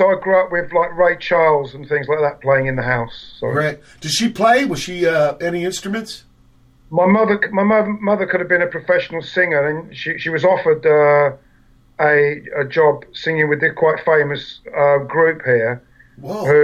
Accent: England, United Kingdom; the lucky thing about England was we uh, we still have an extremely multiracial society here.

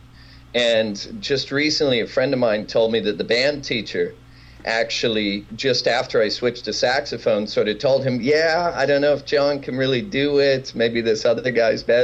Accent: Kemmerer, Wyoming, United States; I grew up in Kemmer, Wyoming

